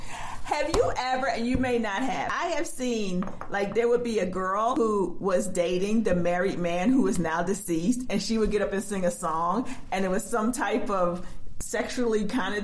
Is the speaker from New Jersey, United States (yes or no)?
yes; Atlantic City, New Jersey, United States; moved away; I grew up in Atlantic City, but I wasn't there for a very long time.